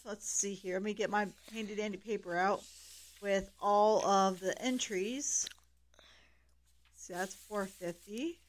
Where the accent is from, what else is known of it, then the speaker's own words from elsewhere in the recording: Ohio, United States; We're from Ohio.